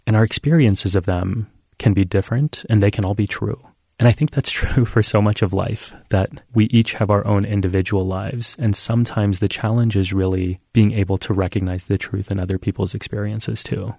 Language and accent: English; United States; I was born and raised in this country